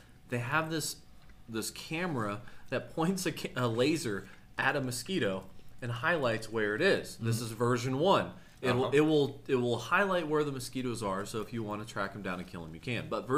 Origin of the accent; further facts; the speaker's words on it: Kansas, United States; I'm from Kansas.